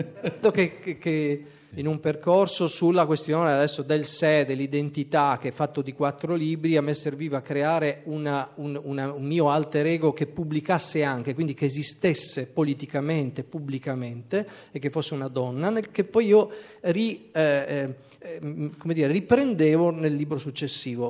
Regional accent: Trieste, Friuli-Venezia Giulia, Italy; moved away; also born or lived in Pordenone

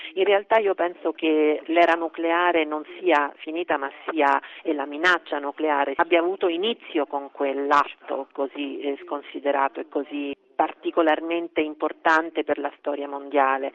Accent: South Korea; now in Venice, Italy; la tensione che c'è in patria, che c'è diciamo, sulla penisola coreana

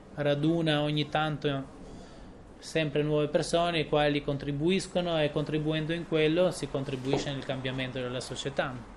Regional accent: Tirana, Tirana County, Albania; io sono cresciuto qua a Tirana

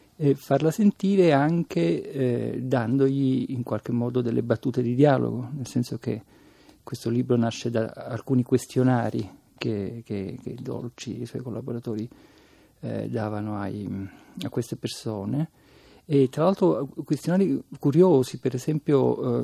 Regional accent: Palermo, Sicily, Italy; come palermitano

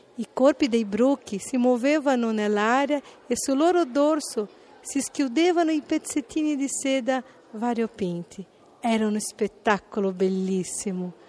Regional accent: São Paulo, Brazil; Italian is a second language; now in Italy; sono brasiliana di San Paolo

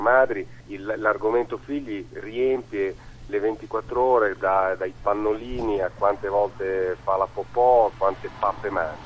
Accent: Ravenna, Emilia-Romagna, Italy; io sono di Ravenna

